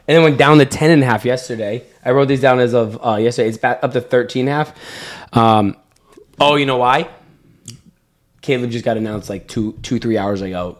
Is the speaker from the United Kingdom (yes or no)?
no; Boston, Massachusetts, United States; I'm from Boston